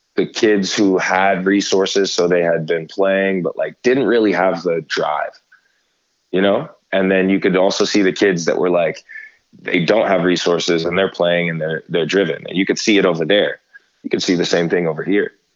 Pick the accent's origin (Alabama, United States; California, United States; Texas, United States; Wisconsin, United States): California, United States; Stockton; I grew up here in the Central Valley in in Stockton